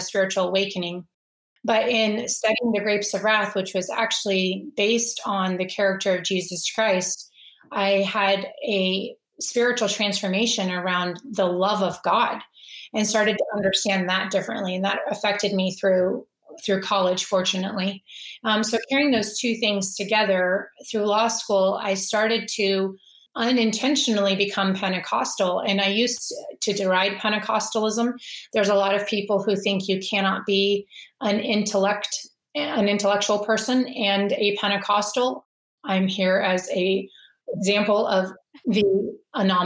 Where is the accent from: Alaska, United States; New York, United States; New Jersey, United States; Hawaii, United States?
Alaska, United States; Anchorage; I grew up in Anchorage, Alaska, and I attended a Methodist church